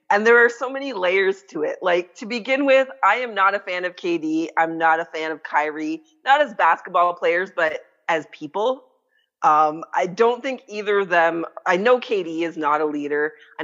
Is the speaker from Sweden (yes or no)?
no; Canada; I'm Canadian